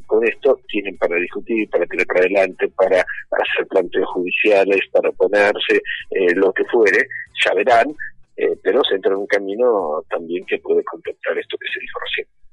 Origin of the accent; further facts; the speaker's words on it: Buenos Aires, Argentina; also born or lived in Lomas de Zamora, Buenos Aires Province / Bahía Blanca; no nací en Capital. Yo viví dos años en Bahía Blanca, con seis y siete años, y después, y desde los ocho en adelante, yo viví en la ciudad de Buenos Aires